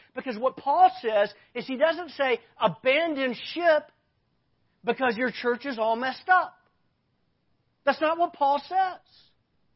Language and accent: English; Arkansas, United States; I grew up in Arkansas.